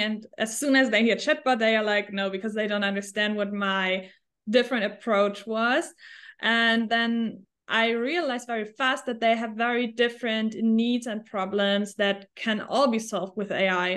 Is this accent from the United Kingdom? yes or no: no; Germany; English is a second language; moved away as an adult; also born or lived in Switzerland / New Zealand / Australia / United States; I am originally from Germany